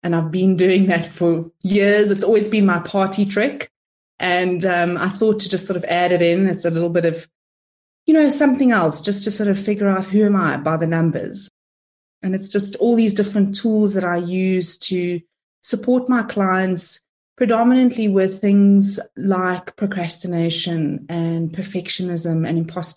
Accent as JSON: {"language": "English", "country": "South Africa", "said": "I'm of Italian descent, but I'm from South Africa, if you're wondering where the accent is from"}